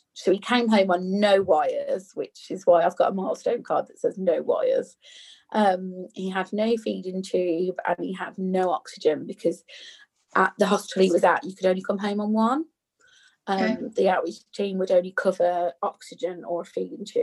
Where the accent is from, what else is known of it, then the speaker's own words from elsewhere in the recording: Birmingham, West Midlands, United Kingdom; I'm from Birmingham, so we say Nook